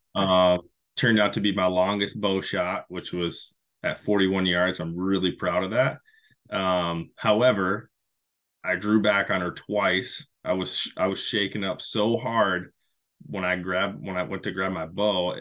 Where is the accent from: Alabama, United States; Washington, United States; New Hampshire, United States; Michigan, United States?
Michigan, United States; back in my home state of Michigan